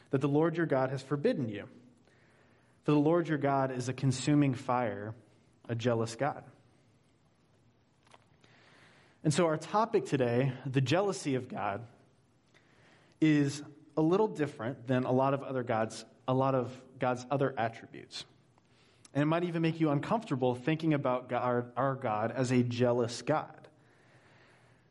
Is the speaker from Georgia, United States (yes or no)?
yes; Georgia, United States; now in Hanover, New Hampshire, United States; I'm originally from Georgia, and my whole life growing up, I was determined to get somewhere that was finally colder